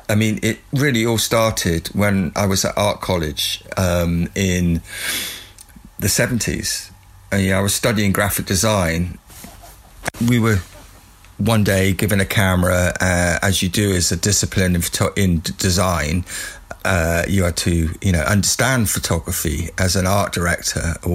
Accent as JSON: {"language": "English", "town": "Weymouth", "region": "South West England", "country": "United Kingdom", "tie": "born or raised there", "said": "getting a job in my hometown, which is Weymouth, which is a seaside town"}